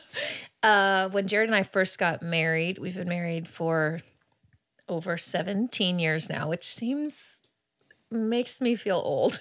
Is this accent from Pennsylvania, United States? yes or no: no; Kansas City, Missouri, United States; moved away; also born or lived in Texas; I was born on the Kansas side. However, I lived on the Missouri side pretty much my whole life. That's where I grew up.